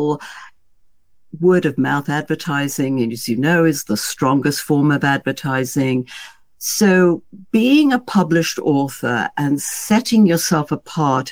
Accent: United Kingdom; being a Brit

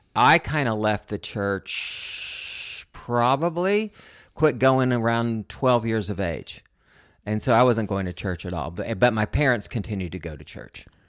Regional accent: Oklahoma City, Oklahoma, United States; moved away as an adult; also born or lived in Odessa, Texas / Liberal, Kansas / Pacific Northwest; went to Liberal Kansas and then Oklahoma, where I did most of my growing up in Oklahoma City

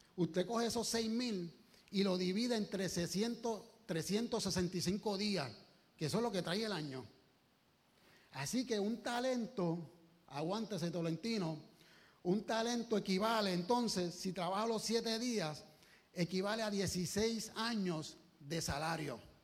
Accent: Puerto Rico; como buen boricua, que somos con orgullo

